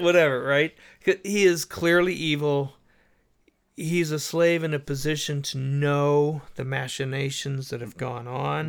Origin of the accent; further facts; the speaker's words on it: United States; I'm an American.